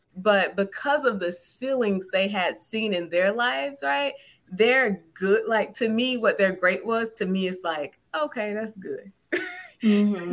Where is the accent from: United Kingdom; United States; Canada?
United States; South Georgia; growing up in South Georgia as a a young black girl